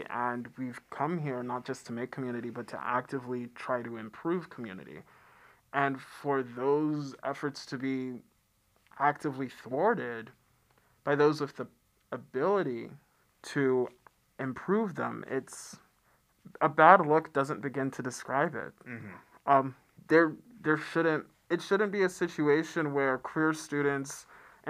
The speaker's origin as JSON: {"language": "English", "town": "Atlanta", "region": "Georgia", "country": "United States", "said": "I come from Atlanta"}